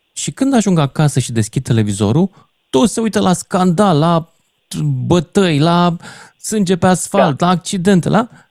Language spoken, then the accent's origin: Romanian; Romania; noi românii